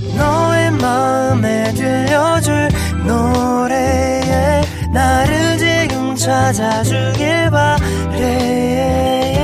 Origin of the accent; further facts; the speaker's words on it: Daegu, South Korea; accent: Gyeongsang; moved away as an adult; now in Haenam, South Korea; 대구에서 왔어요.